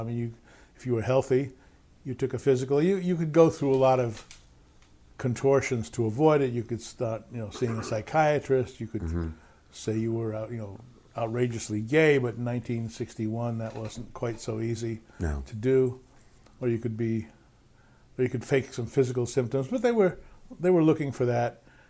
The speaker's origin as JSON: {"language": "English", "town": "New York City", "region": "New York", "country": "United States", "tie": "born or raised there", "said": "New York City."}